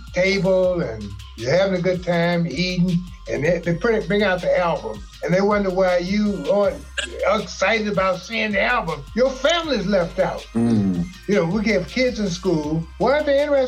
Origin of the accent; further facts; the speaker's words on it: St. Louis, Missouri, United States; I was born and raised here in St. Louis